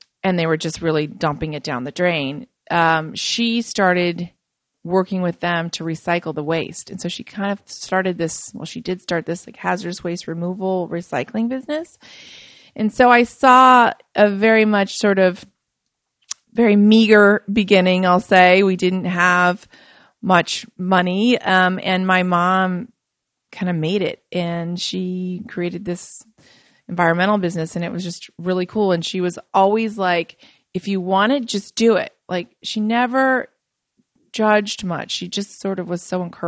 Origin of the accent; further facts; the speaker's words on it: Fort Wayne, Indiana, United States; I grew up in Fort Wayne, Indiana, and I'm Macedonian